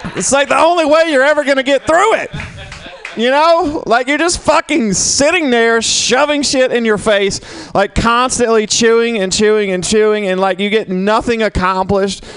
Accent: Mississippi, United States; now in San Francisco, United States; where I grew up, it was half and half. Literally, it was half half black, half white, and we got along pretty well. I'm from Mississippi

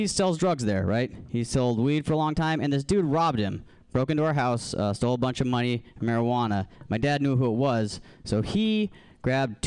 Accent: Alaska, United States; moved away; I'm originally from Alaska

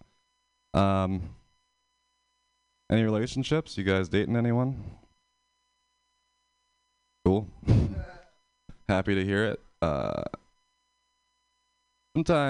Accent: Pennsylvania, United States; moved away as an adult; now in San Francisco, United States; I'm from Pennsylvania.

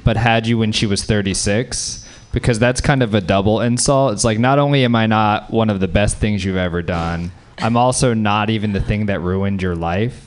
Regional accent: the South, Louisiana, United States; I grew up in the South

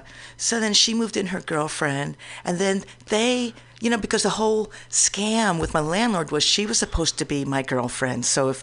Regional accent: New York, United States; now in San Francisco, United States; Oh, well, I've been living in San Francisco for about 30 years. {S2} Yeah. {S4} But I came from New York

